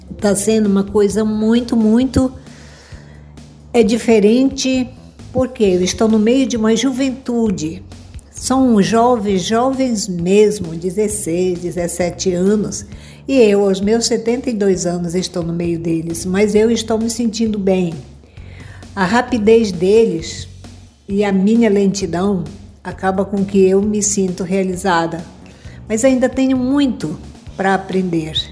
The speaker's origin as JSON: {"language": "Portuguese", "region": "Pará", "country": "Brazil", "said": "Eu sou da comunidade de Ananda Reserva Extrativista Tapajós Arapiuns."}